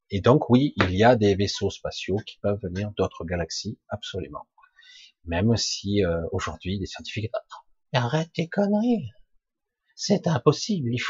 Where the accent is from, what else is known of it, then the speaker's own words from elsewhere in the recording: Provence-Alpes-Côte d'Azur, France; Ben moi, j'étais du 13, maintenant je suis dans le 07.